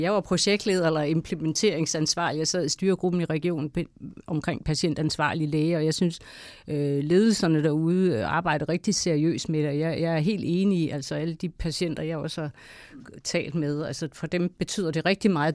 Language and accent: Danish; Denmark; jeg er selv vestjyde